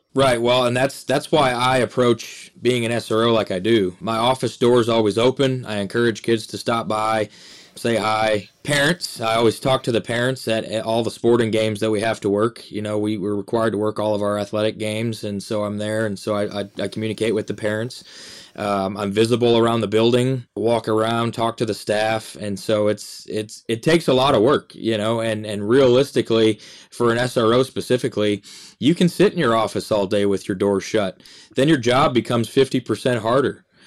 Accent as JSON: {"language": "English", "region": "Michigan", "country": "United States", "tie": "born or raised there", "moved": "as an adult", "lives_now": "Mesquite, Texas, United States", "said": "growing up in Michigan"}